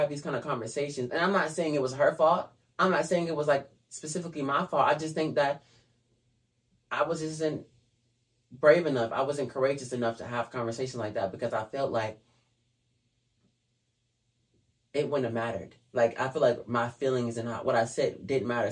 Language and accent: English; Georgia, United States; also born or lived in California; when I came here, I got in first grade when I came to Georgia from California.